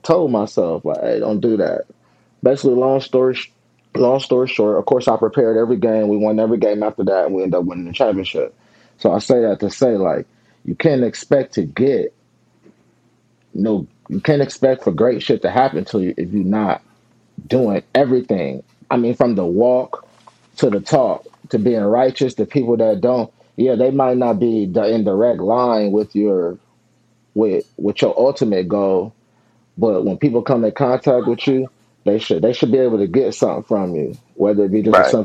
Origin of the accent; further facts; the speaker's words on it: Long Beach, California, United States; I grew up in the Long Beach Poly system, along with Mercedes, Darnell Bing, a couple other guys from the area who all went there